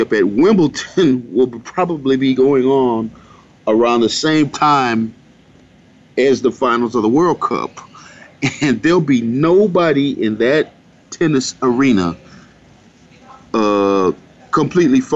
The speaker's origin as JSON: {"language": "English", "country": "United States", "said": "we as American sports fans"}